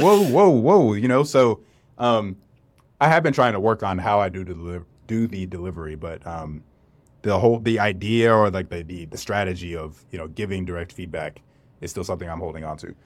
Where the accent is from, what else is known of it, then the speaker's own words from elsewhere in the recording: North Carolina, United States; I grew up in North Carolina, too